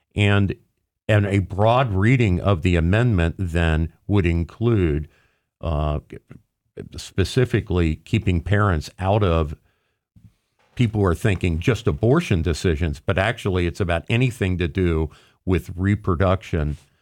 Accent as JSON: {"language": "English", "town": "Cincinnati", "region": "Ohio", "country": "United States", "tie": "born or raised there", "said": "I grew up in Cincinnati"}